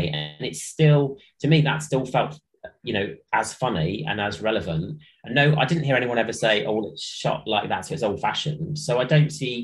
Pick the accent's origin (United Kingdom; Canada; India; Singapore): United Kingdom; Midlands; I was from the Midlands, so I started there in 1999